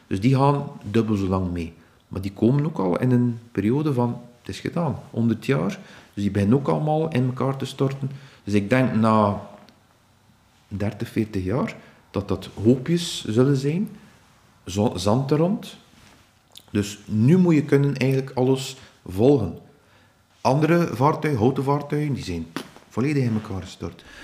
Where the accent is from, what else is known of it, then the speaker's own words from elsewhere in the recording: Ostend, Flanders, Belgium; ik ben van Oostende, dus alles met Oostende uh, lijkt mij nauw aan het hart.